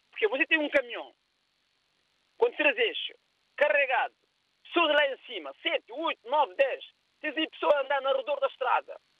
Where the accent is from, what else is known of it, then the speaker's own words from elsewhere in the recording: Cape Verde; moved away as an adult; Eu cheguei aqui com 31 anos de idade, David. Eu tenho uma noção de infraestrutura. Eu chego na minha terra, Cabo Verde, onde eu nasci e cresci, na zona que se chama Vargas da Companhia.